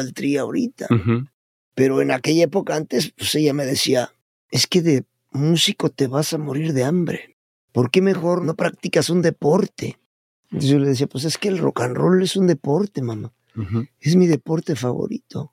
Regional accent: Puebla, Mexico; born or raised there; moved away; also born or lived in Mexico City

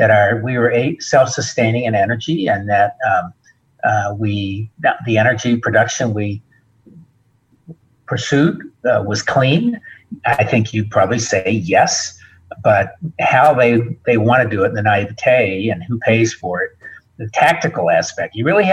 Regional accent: United States; And the other part of me knows that as an American, I should hope he succeeds.

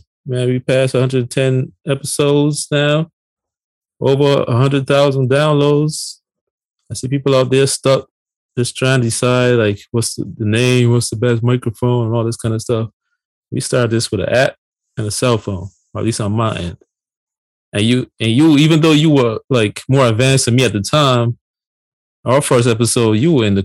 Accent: Barbados; moved away as an adult; now in United States; born and raised in Barbados, came to the United States on my 18th birthday. Been here ever since, you know, over 20 years

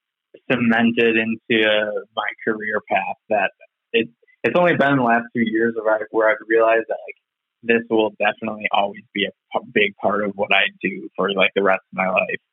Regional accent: Appleton, Wisconsin, United States; I grew up in Appleton, Wisconsin, and I'm still here.

